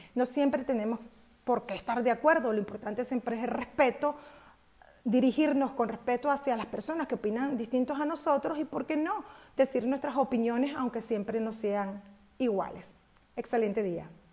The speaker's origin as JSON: {"language": "Spanish", "country": "Mexico", "said": "nosotros como mexicanos"}